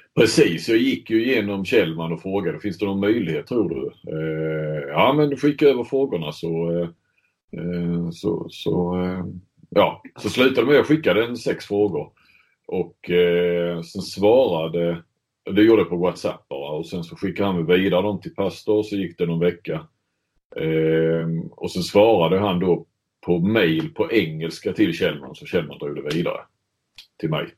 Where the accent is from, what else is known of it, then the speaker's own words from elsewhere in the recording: Sweden; moved away; som svensk